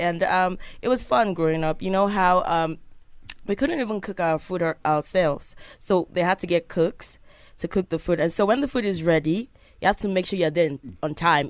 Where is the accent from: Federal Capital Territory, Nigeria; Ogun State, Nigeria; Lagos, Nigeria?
Lagos, Nigeria; also born or lived in Ekiti State; Okay, I was born in Isolo, Lagos State, Nigeria.